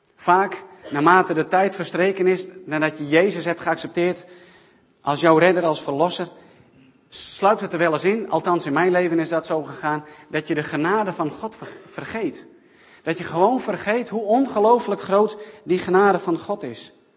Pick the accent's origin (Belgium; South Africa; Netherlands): South Africa; moved away; mijn geboorteland in Zuid-Afrika